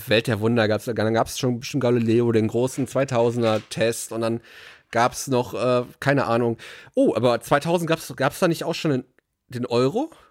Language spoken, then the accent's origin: German; Ruhr area, North Rhine-Westphalia, Germany; bei uns im Ruhrgebiet